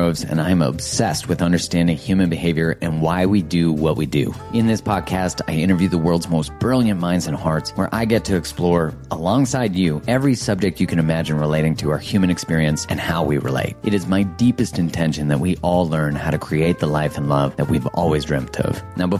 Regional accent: Canada; Oh, yeah, we're very British.

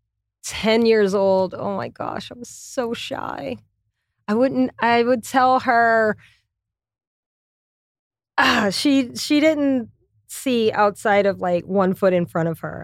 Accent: Louisiana, United States; moved away as an adult; also born or lived in New York City / Connecticut; I'm from Louisiana, so there's a lot of French, Spanish.

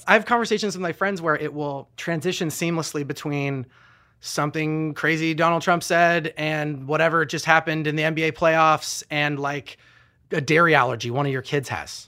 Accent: United States; as American

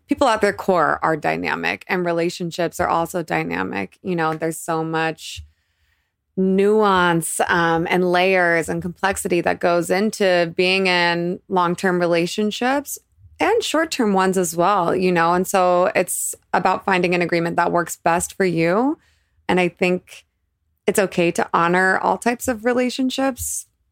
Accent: Boise, Idaho, United States; also born or lived in Boulder, Colorado; I was born in Boulder, but I grew up primarily in Idaho

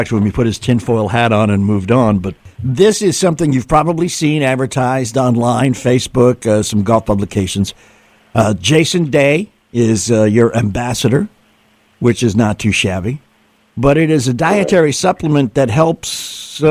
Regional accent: New England, United States; moved away; I'm originally from New England too

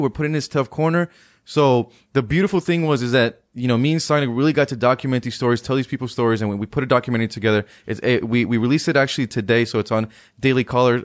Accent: Palmdale, California, United States; moved away as an adult; now in Washington, D.C., United States; I went back home to, to California, that's my, my hometown in, in Palmdale

